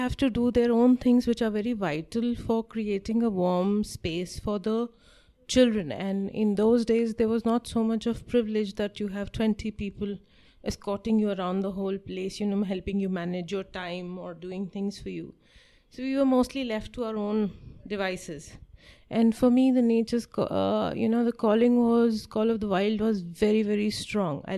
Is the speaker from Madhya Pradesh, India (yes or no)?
no; Kasauli, Himachal Pradesh, India; also born or lived in New Delhi; he used to work at the Central Research Institute in Kasauli